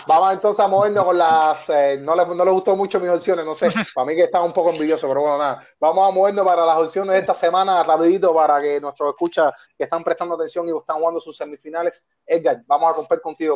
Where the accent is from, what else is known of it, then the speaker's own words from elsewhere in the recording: Havana, Cuba; los tres somos habaneros